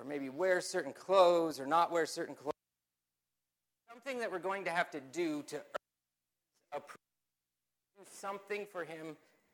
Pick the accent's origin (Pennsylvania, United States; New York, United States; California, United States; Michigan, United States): Pennsylvania, United States; Mount Joy; I grew up in Lancaster County, Pennsylvania, a little town called Mount Joy off of Mount Pleasant Road